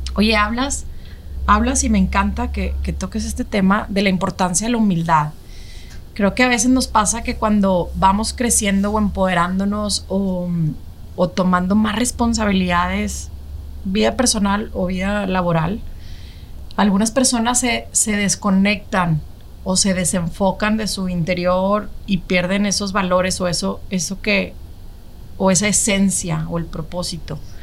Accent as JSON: {"language": "Spanish", "country": "Mexico", "said": "como mexicanos tenemos la actitud"}